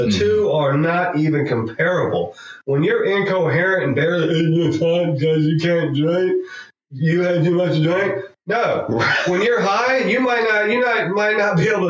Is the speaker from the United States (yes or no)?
yes; Atlanta, Georgia, United States; I'm from Atlanta